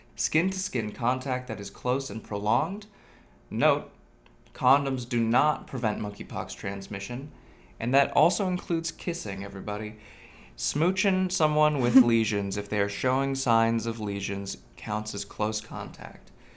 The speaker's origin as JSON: {"language": "English", "area": "near Monterey Bay", "region": "California", "country": "United States", "tie": "born or raised there", "moved": "yes", "lives_now": "Seattle, United States", "said": "I grew up near the Monterey Bay Aquarium"}